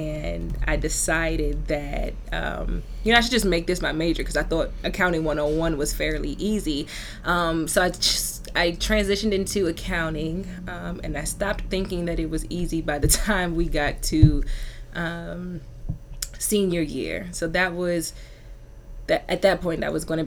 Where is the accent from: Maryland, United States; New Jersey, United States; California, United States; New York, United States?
Maryland, United States; Upper Marlboro; I'm originally from Upper Marlboro, Maryland. I grew up in a two-parent household